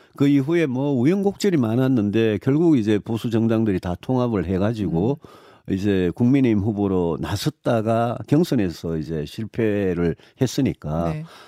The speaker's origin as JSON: {"language": "Korean", "region": "Daegu", "country": "South Korea", "tie": "born or raised there", "said": "저는 어. 대구에서 태어나고 대구에서"}